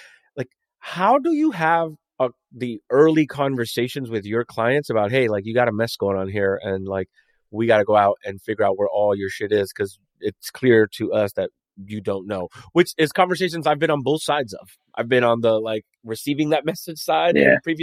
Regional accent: United States; being the American that I am

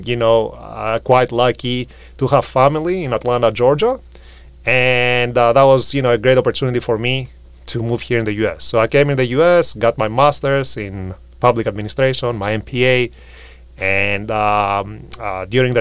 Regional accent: Greece; moved away as an adult; now in United States; I'm from Greece

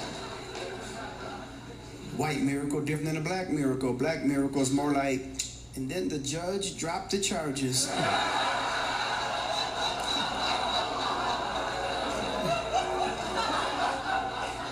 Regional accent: Berkeley, California, United States; I grew up in Berkeley, California, melting pot of the world

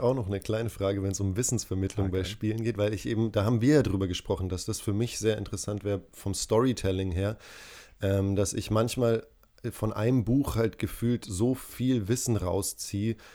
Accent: Tanzania; moved away; ich bin in Tansania aufgewachsen

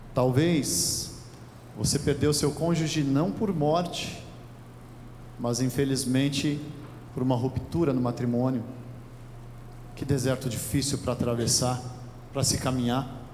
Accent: Brazil; nós, como brasileiros

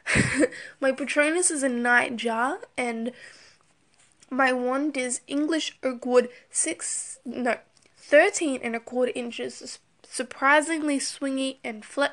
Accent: Australia; I'm Australian

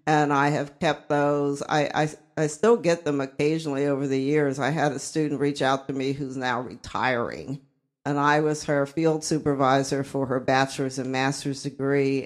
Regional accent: Uniontown, Pennsylvania, United States; also born or lived in Columbus, Georgia; they brought me back to Uniontown, Pennsylvania to stay with my grandmother

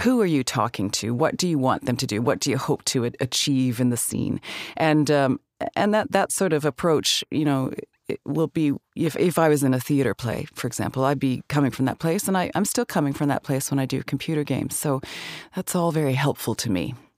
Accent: Calgary, Alberta, Canada; moved away as an adult; also born or lived in Vancouver; I grew up in Calgary, Alberta

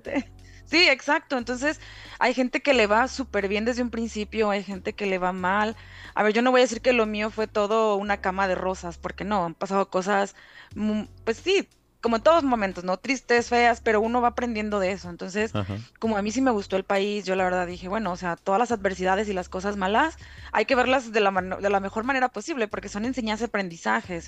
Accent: Reynosa, Tamaulipas, Mexico; moved away as an adult; now in Ireland; soy originaria de Reynosa, ta, Tamaulipas

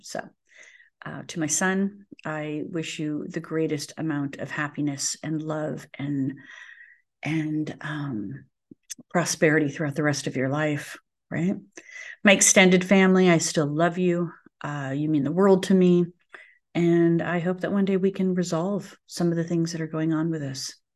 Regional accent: United States; as an American

